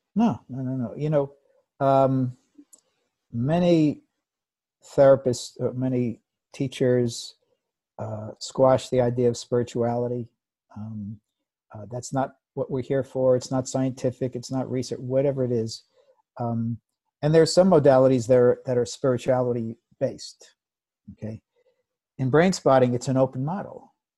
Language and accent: English; United States; I grew up in the United States in the 50s and 60s